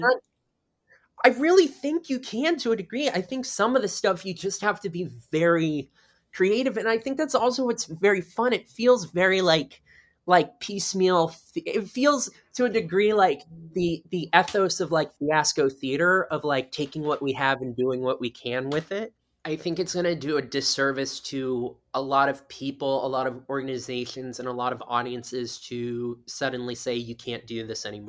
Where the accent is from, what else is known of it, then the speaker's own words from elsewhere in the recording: South Florida, United States; now in New York City, United States; I grew up in South Florida